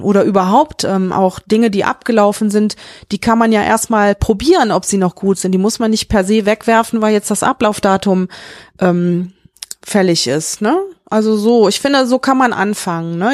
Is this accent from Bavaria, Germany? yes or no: no; Mönchengladbach, North Rhine-Westphalia, Germany; now in Meckenheim, Germany; Ich komme ja aus Mönchengladbach, das war ja mit die Modehochburg, ne, mit Krefeld und Düsseldorf